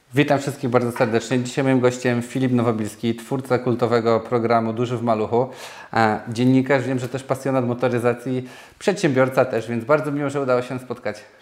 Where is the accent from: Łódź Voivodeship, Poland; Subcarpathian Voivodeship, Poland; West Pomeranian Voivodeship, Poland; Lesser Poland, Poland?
Lesser Poland, Poland; Nowy Sącz; ja jestem z Nowego Sącza